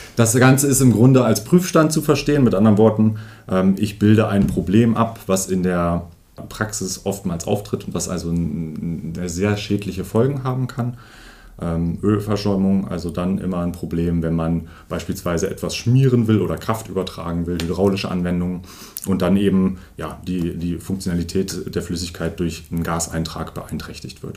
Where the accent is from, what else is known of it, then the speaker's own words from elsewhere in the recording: Lonau, Lower Saxony, Germany; now in Osterode am Harz, Germany; als gebürtiger Lohnau, ist tatsächlich Lohnau